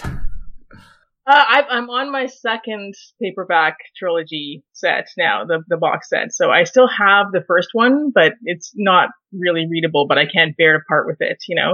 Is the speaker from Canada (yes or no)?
yes; Canada; being Canadian